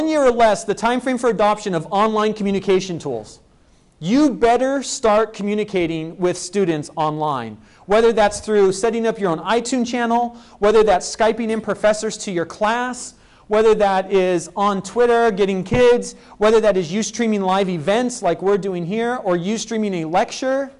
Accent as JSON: {"language": "English", "town": "Spokane", "region": "Washington", "country": "United States", "tie": "born or raised there", "said": "my hometown of Spokane, Washington"}